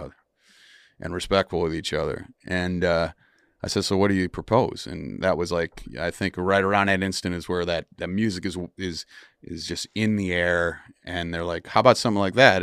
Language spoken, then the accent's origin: English; Wisconsin, United States; moved away; I grew up in Wisconsin